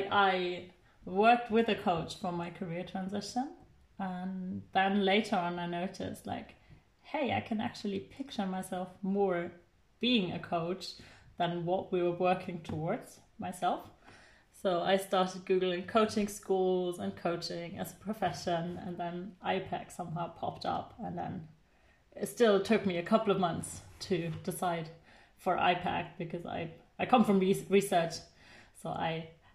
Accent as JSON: {"language": "English", "region": "Bavaria", "country": "Germany", "tie": "born or raised there", "also_born_or_lived": "Caribbean / north of Germany / Ireland", "moved": "as an adult", "said": "I am originally from the south of Germany. I was born and raised in Bavaria."}